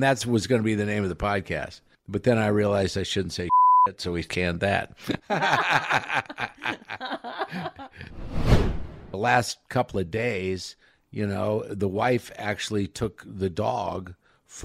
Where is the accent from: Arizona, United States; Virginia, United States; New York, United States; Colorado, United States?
Colorado, United States; near Sterling; born or raised there; moved away; also born or lived in Sidney, Nebraska